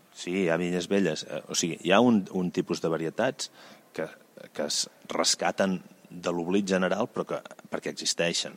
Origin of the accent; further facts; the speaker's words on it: Valls, Catalonia, Spain; now in Vilavella, Spain; Jo sóc originari de Valls, però em vaig instal·lar a Vilavella